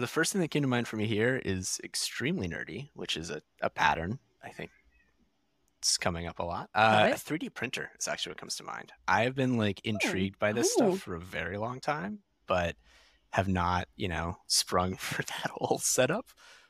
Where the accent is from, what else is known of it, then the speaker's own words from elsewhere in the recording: California, United States; I did not have any kind of adequate winter coat because I was from California.